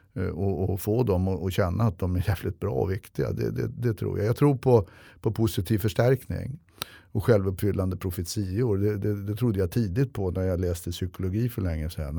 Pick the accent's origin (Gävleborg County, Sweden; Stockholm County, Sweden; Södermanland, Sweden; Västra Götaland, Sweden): Stockholm County, Sweden; Stockholm; jag är uppväxt i Hökarängen med mycket ligister och gangster